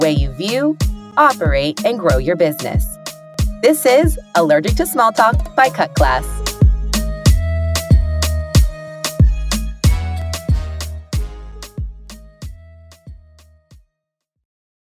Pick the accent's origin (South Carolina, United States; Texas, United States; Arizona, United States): Texas, United States; Uvalde; moved away; I was born in Uvalde, Texas, which is a really small town